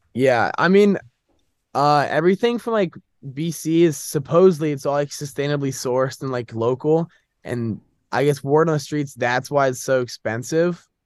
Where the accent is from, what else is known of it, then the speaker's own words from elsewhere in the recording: Northern Virginia, United States; moved away as an adult; now in Boston, United States; I'm from Northern Virginia